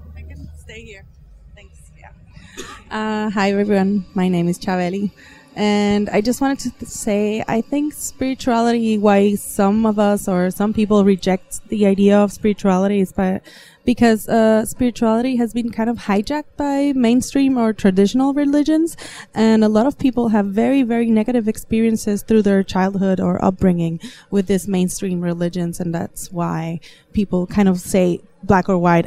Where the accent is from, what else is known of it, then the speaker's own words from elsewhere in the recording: Puerto Rico; I am from Puerto Rico, which is an island in the Caribbean